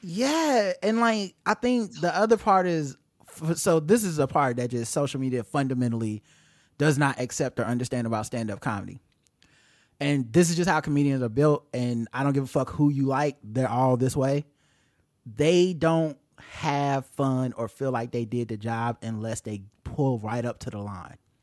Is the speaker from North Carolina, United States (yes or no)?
yes; Charlotte, North Carolina, United States; Our city is named Charlotte